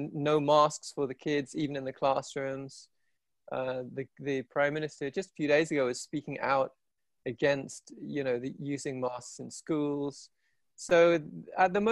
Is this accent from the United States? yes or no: no; England, United Kingdom; moved away as an adult; also born or lived in India / Asia; now in London, United Kingdom; I'm half Irish, but I grew up here